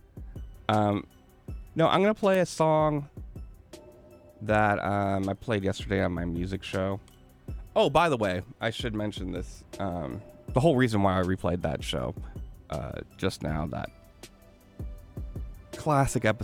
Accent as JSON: {"language": "English", "region": "California", "country": "United States", "said": "I'm native Californian. Miwok"}